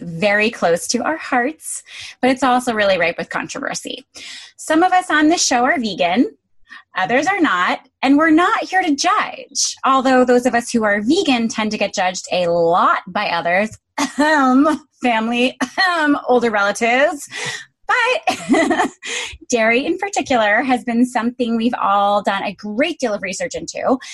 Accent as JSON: {"language": "English", "region": "Connecticut", "country": "United States", "tie": "born or raised there", "moved": "yes", "lives_now": "New York, United States", "said": "I grew up in Connecticut where your options are McDonald's or Country Club"}